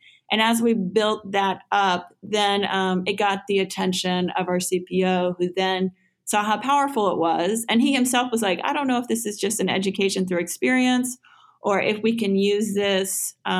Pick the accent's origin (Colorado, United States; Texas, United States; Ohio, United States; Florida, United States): Texas, United States; moved away as an adult; also born or lived in Houston / Dallas; now in New York, United States; I'm from Texas originally. I'm not a native New Yorker and I've only been in New York for 2 years.